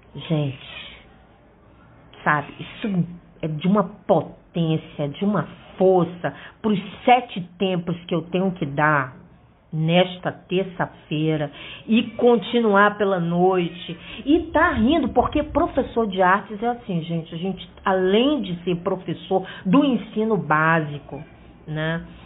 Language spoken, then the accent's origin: Portuguese; Fortaleza, Ceará, Brazil; now in Rio de Janeiro, Brazil; eu sou é, cearense, né? Apesar de morar muitos anos no Rio e é, de ter passado a minha infância aqui, é, eu voltei para Fortaleza e, e, lá estudei